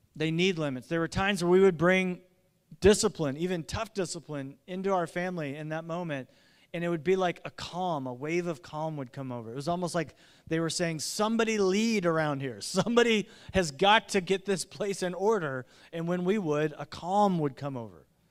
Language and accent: English; Indiana, United States; I grew up in Indiana